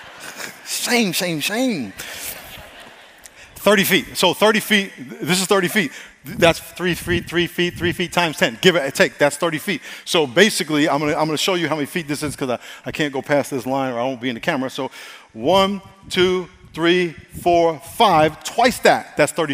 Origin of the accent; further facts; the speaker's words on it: United States; I'm American